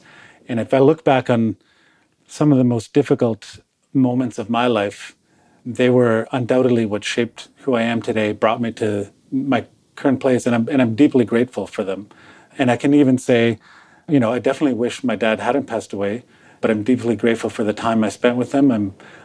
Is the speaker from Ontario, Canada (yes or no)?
yes; Toronto, Ontario, Canada; So I was born in Toronto, Canada, child of two recent immigrants from Croatia, or Yugoslavia, as it was called back then